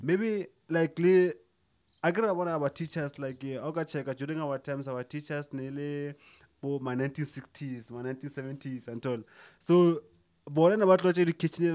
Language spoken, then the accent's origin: English; South Africa; as South African